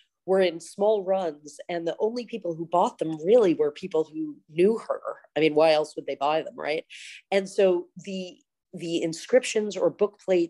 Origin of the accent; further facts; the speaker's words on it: San Francisco, California, United States; I grew up in San Francisco and have lived here other than college. I've lived here my whole life